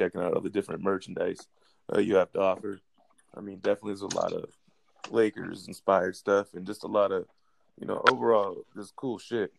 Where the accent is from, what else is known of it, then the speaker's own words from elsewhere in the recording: Ventura County, California, United States; I grew up in Ventura County.